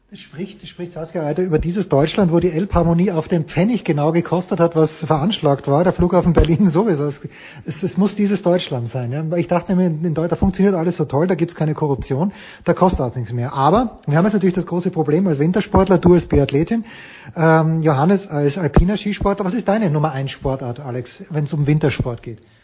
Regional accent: Austria; Für mich als Österreicher

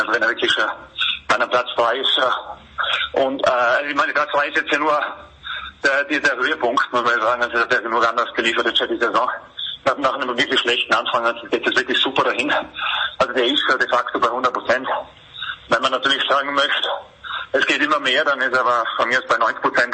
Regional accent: Tyrol, Austria; bei uns in Tirol

